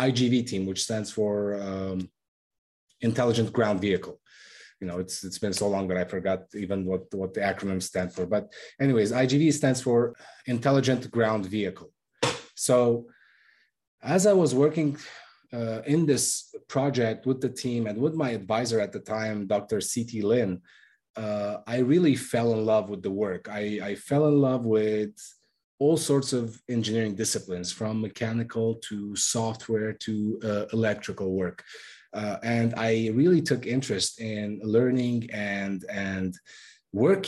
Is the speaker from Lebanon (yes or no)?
yes; Lebanon; now in United States; I'm originally from Lebanon